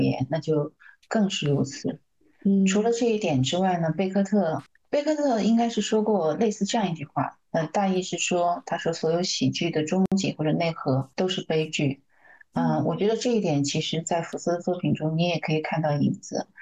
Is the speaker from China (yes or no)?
yes; China; 我们中国人说的大象无形